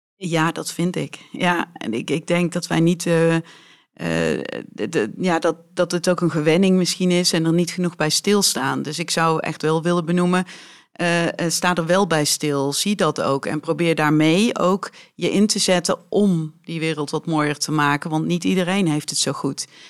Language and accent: Dutch; Weert, Limburg, Netherlands; first language Dutch; mijn ouders zijn eh, echte Weertenaren en eh, spreken dus ook een Weerts dialect